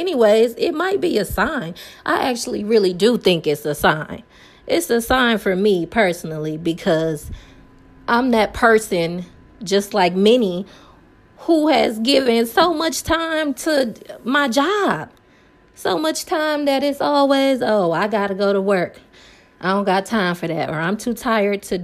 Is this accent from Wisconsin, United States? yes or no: yes; Milwaukee, Wisconsin, United States; I live in Milwaukee, Wisconsin